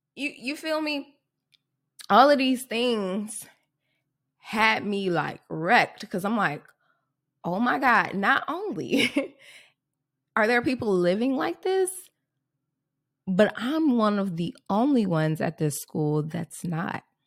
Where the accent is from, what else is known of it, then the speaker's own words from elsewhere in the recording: Chicago, Illinois, United States; I grew up, um, Southside Chicago